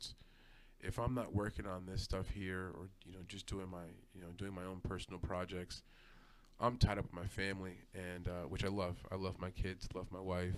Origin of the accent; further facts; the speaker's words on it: New York City, New York, United States; I grew up in Brooklyn, New York, from the city.